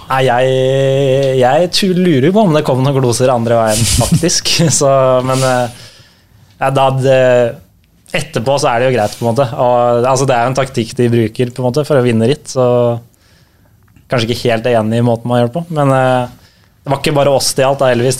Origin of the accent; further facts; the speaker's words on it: Drøbak, Akershus, Norway; Vi har vokst opp i Drøbak, litt utafor Drøbak sentrum.